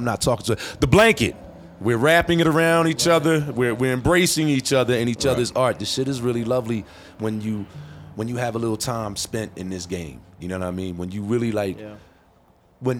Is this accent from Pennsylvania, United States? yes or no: yes; Philadelphia, Pennsylvania, United States; I am from Philadelphia